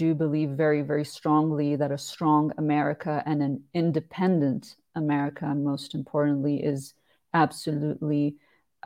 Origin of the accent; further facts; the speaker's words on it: Switzerland; my home country of Switzerland, because as you mentioned, I am based here. I was born and raised here